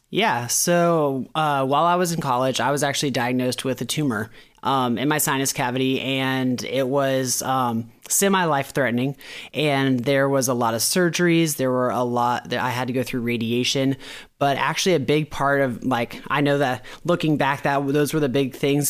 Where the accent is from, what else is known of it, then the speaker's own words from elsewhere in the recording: Florida, United States; moved away; I'm from Florida